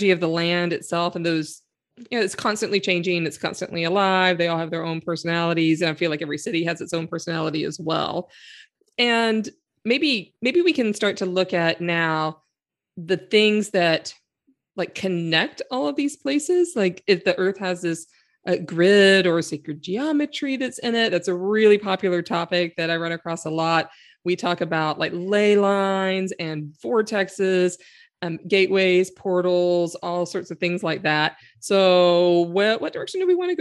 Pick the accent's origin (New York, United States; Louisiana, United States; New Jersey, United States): Louisiana, United States; Shreveport; moved away; also born or lived in Berkeley, California / Chico, California / Chicago / Washington, D.C.; I grew up in Shreveport in Louisiana